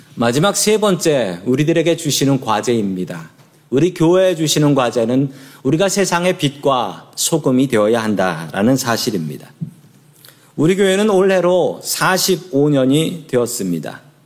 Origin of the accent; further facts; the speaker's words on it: South Korea; now in San Francisco, United States; 제가 그리고 한국 사람인 걸